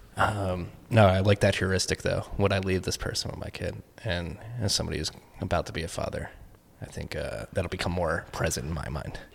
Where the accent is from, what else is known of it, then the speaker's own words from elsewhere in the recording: United States; I'm an American